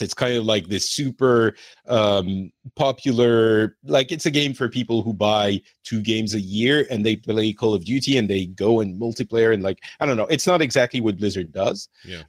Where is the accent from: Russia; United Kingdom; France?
France; moved away; also born or lived in Lebanon; I feel like I'm more from France